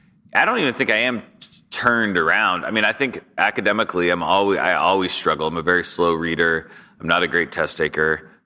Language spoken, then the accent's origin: English; Sacramento, California, United States; Sure. Yeah, I grew up in Sacramento, California.